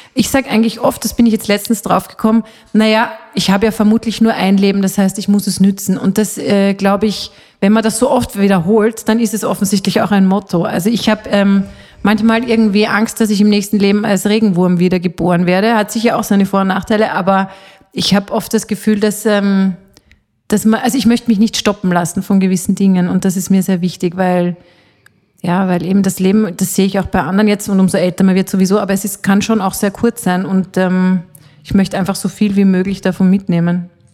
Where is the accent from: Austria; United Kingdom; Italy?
Austria; also born or lived in Switzerland (half Swiss) / Salzburger Land; bei uns in Österreich